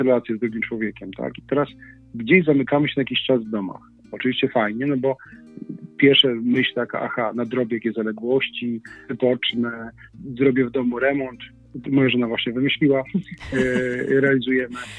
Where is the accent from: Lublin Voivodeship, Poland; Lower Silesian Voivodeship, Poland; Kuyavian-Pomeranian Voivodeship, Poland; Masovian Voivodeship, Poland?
Kuyavian-Pomeranian Voivodeship, Poland; Inowrocław; jesteśmy z Inowrocławia